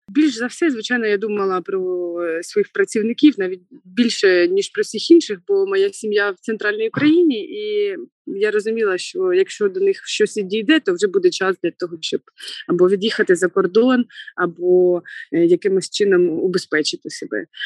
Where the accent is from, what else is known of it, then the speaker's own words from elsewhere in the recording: Znamianka, Kirovohrad Oblast, Ukraine; moved away as an adult; now in Kharkiv, Ukraine; Я родом з Кіровоградської області, міста Знам'янка, і це центральна Україна